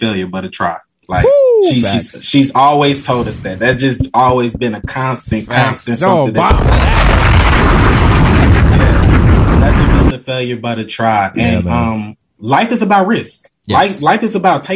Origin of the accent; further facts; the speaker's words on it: Chicago, Illinois, United States; moved away as an adult; also born or lived in Michigan; now in Atlanta, United States; Born and raised in Chicago. Shout out my city